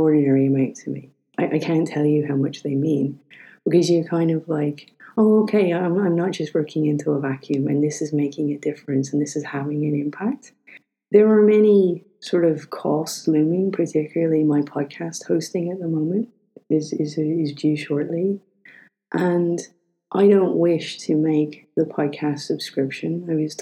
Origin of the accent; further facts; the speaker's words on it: Ireland; We're both Irish